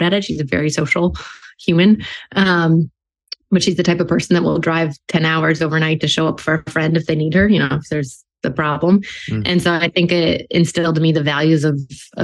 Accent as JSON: {"language": "English", "town": "New York City", "region": "New York", "country": "United States", "tie": "born or raised there", "also_born_or_lived": "West Coast", "moved": "as an adult", "lives_now": "Boston, United States", "said": "I grew up in New York City in Manhattan"}